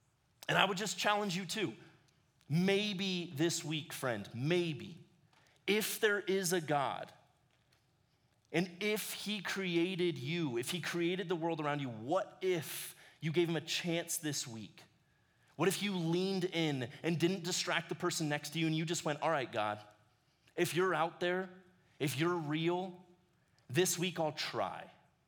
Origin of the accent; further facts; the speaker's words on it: Ecuador; now in United States; But I loved growing up in Ecuador. It gave me this perspective of the world that I'm really thankful for. I spent 11 years of my life down in ministry with my parents.